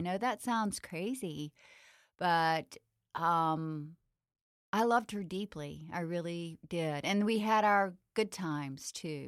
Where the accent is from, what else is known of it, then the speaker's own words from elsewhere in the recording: the South, United States; growing up in the South.